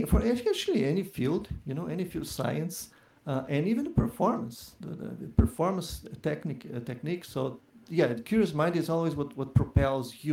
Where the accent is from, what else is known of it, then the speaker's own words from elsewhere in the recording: Curitiba, Paraná, Brazil; moved away; also born or lived in São Paulo; I'm Curitibano. I'm from Curitiba, and it was there where I started studying classical guitar many years ago